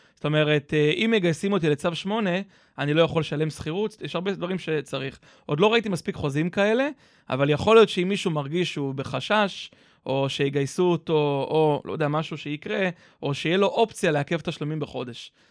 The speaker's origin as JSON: {"language": "Hebrew", "town": "Kfar Saba", "region": "Central District", "country": "Israel", "said": "אני מכפר סבא"}